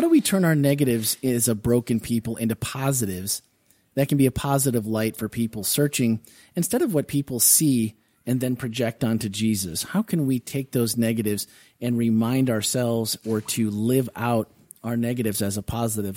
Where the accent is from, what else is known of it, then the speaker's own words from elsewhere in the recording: Wisconsin, United States; When we were kids, growing up in Wisconsin